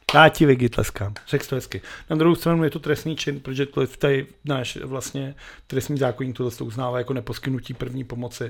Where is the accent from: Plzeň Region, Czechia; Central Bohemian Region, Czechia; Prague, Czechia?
Central Bohemian Region, Czechia; Benešov; já jsem zase dělal z Benešova, protože v našem bytu bylo vidět na telefonní budku